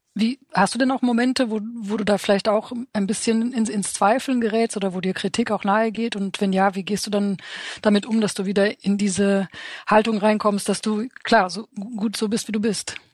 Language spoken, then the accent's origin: German; Romania; now in Germany; ich bin in Rumänien aufgewachsen